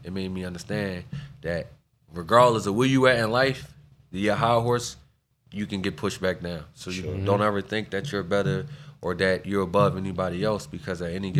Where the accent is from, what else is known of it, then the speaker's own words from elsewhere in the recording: Philadelphia, Pennsylvania, United States; That's why I'm from North.